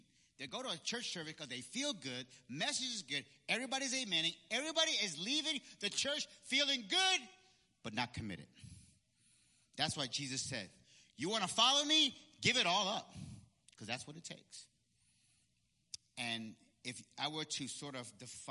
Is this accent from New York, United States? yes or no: yes; Peekskill, New York, United States; also born or lived in Puerto Rico; when we moved back from Puerto Rico and moved back to Peekskill, okay, where I went to middle school, okay, I went to Peekskill Middle School